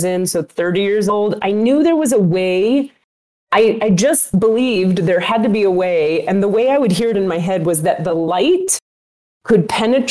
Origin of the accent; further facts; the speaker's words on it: Miami, Florida, United States; I am a Jew from Miami going to an Islamic Sufi healing school